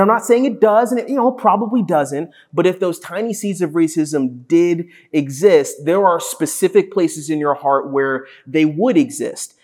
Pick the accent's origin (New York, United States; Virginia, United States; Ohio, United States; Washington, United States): Virginia, United States; Ashburn; growing up in Ashburn